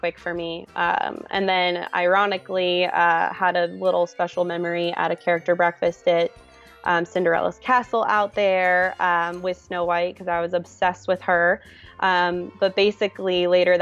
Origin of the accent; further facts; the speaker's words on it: Florida, United States; moved away as an adult; also born or lived in Virginia; now in California, United States; I was born in Virginia, but moved to Florida when I was 4. So I'm pretty much a Floridian through and through